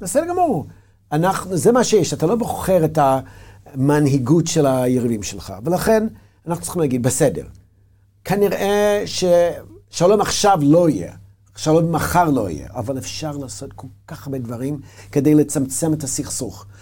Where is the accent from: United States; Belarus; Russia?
United States; Hebrew is a second language; moved away as an adult; now in Israel; כמו שאני גדלתי בארצות הברית